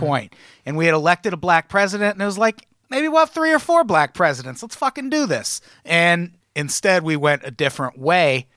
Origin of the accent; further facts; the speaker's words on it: Midwest, United States; I grew up in the Midwest